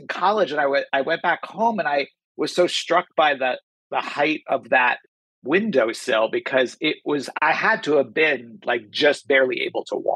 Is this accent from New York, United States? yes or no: yes; New York City, New York, United States; moved away as an adult; now in Los Angeles, United States; I grew up in New York City. I was raised in Staten Island mostly